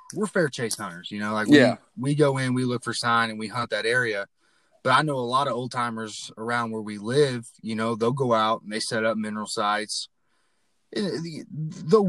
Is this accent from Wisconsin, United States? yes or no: no; Battle Creek, Michigan, United States; now in Ozark, United States; I grew up in Michigan, the southwest part in Battle Creek, which is known for Kellogg's, the cereal.